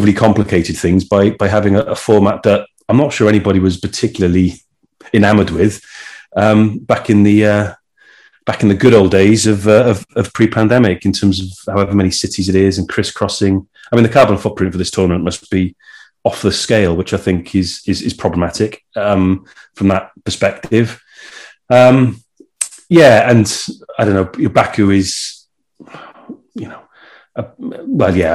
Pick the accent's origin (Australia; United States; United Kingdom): United Kingdom; Wales